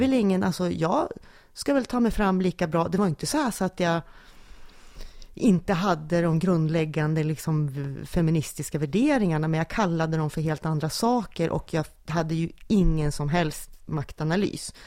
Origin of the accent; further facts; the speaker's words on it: Junsele, Västernorrland County, Sweden; jag är en lantistjej från Junsele